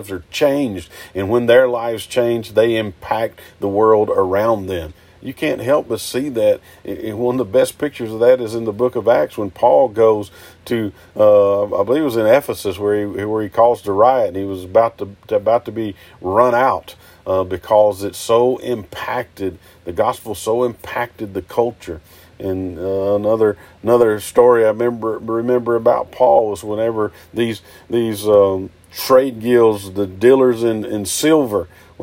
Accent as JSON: {"language": "English", "country": "United States", "said": "here in this country, as an American"}